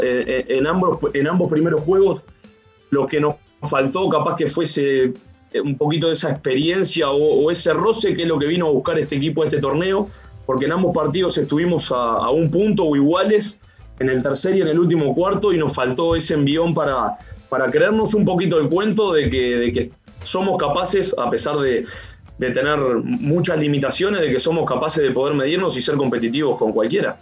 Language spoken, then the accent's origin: Spanish; Uruguay; moved away as an adult; now in Chile; había vuelto a Uruguay, pero obviamente justo a China se tomó la decisión de, no ir y, ya me quedé, me quedé en mi país